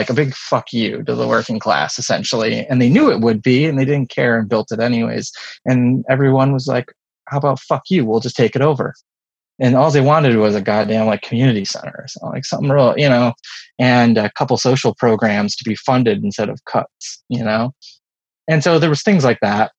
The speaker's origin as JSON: {"language": "English", "country": "United States", "said": "I was born in the late 70s in, you know, around here."}